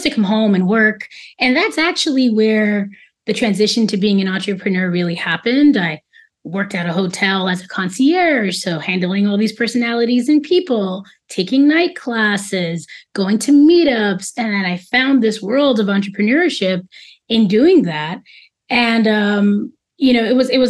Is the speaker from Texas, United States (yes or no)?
no; New York City, New York, United States; moved away as an adult; now in Dominican Republic; I'm definitely a New Yorker, and New York is such a multi-hyphenate place. I'm born and raised in Queens